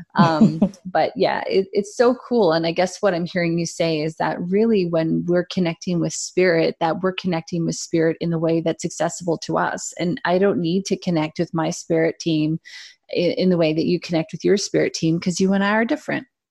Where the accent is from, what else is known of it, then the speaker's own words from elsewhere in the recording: Canada; as a Canadian